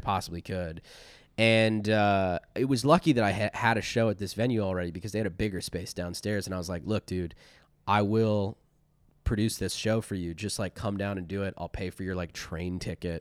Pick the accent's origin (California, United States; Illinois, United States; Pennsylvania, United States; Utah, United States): Pennsylvania, United States; Chambersburg; also born or lived in Philadelphia; now in Los Angeles, United States; I really grew up in a town called Chambersburg, Pennsylvania